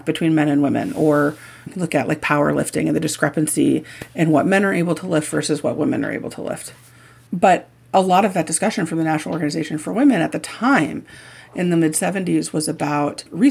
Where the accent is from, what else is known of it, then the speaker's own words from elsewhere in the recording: Indiana, United States; I grew up in Indiana.